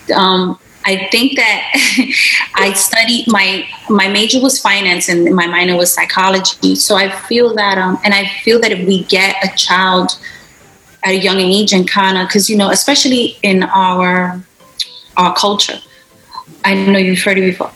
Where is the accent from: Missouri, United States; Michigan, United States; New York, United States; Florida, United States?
New York, United States; New York City; I'm Puerto Rican of Puerto Rican descent, and I was born and raised in Brooklyn